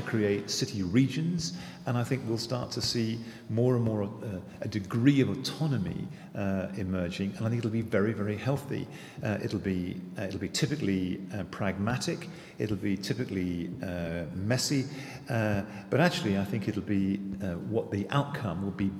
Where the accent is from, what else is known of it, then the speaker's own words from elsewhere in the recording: England, United Kingdom; my DNA as an Englishman